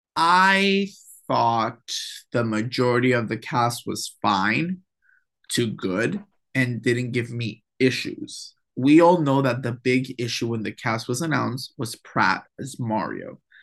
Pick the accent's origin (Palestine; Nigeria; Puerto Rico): Puerto Rico; accent: Puerto Rican; my Puerto Rican accent